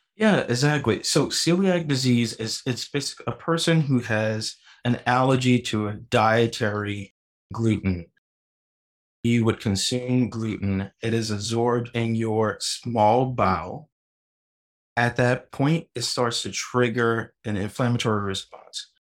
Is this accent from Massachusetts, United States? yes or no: no; New Orleans, Louisiana, United States; I'm originally from New Orleans, Louisiana, and my dad is a huge cook